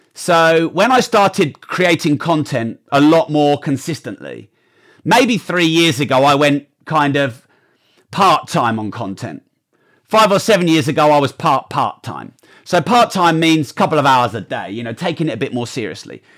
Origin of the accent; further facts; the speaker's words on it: United Kingdom; I'm a Brit.